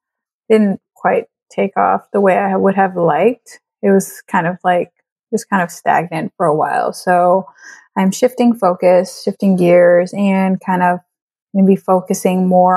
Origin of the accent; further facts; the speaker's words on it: Trinidad & Tobago; And I am bringing people to my home country and allowing them to experience Trinidad and Tobago